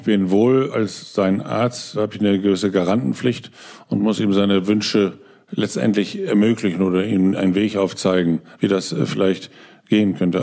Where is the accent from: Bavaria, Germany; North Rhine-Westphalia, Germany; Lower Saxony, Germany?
Lower Saxony, Germany; Osnabrück; moved away as an adult; now in Berlin, Germany; in meiner Heimat Osnabrück